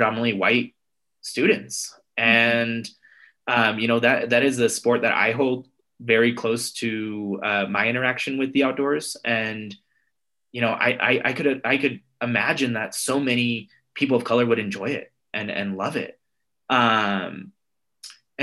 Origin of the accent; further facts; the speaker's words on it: United States; I'm Mexican American, and I'm a first generation Mexican American here in the States.